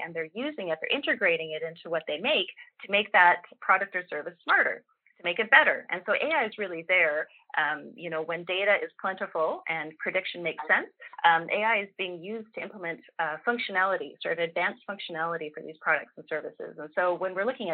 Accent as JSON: {"language": "English", "country": "Canada", "said": "speaking as a Canadian"}